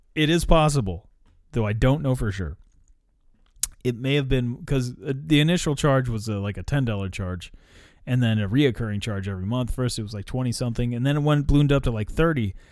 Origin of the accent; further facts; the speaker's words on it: United States; I'm American